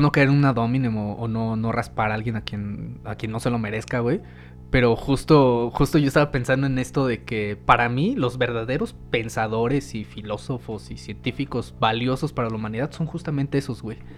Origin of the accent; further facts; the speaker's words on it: Mexico; como mexicanos